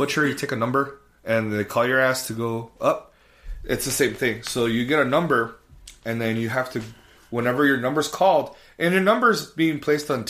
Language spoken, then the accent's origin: English; El Paso, Texas, United States; I'm from El Paso, Texas